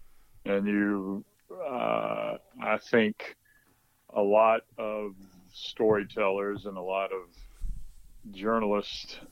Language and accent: English; Mobile, Alabama, United States; moved away as an adult; I grew up in an Alabama house